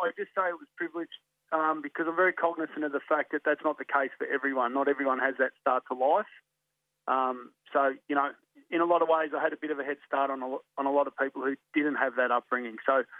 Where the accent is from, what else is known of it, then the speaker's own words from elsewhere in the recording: Melbourne, Victoria, Australia; I was born in 1973 in Williamstown Hospital in the western suburbs of Melbourne. When Williamstown was very much true western suburbs, before it got gentrified